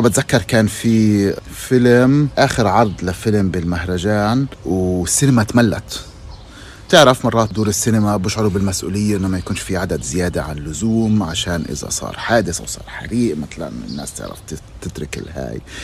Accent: Palestine; moved away as an adult; now in Germany; أنا من فلسطين

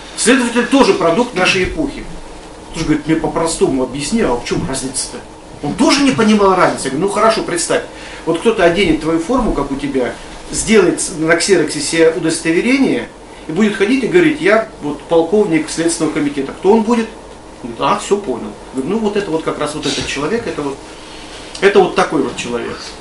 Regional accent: Krasny Kholm, Tver Oblast, Russia; я родом с Красного холма

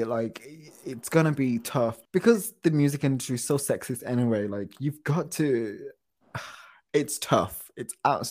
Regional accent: United Kingdom

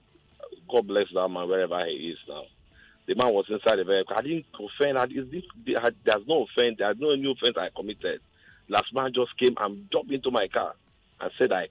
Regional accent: Imo, Nigeria; now in Lagos, Nigeria; I'm from Imo State

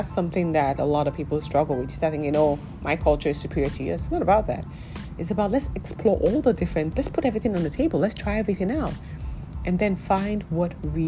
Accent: Nigeria; I'm Nigerian

